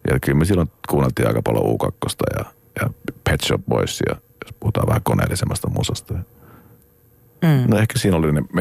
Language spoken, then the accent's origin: Finnish; Joensuu, North Karelia, Finland; jos puhutaan Joensuusta, niin, niin mistä, mistä minä olen kotoisin